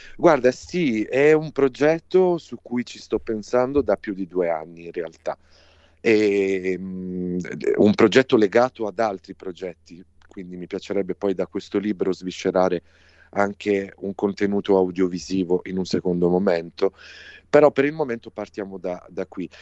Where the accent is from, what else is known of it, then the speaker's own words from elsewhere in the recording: Apulia, Italy; la Puglia, che è la mia regione natale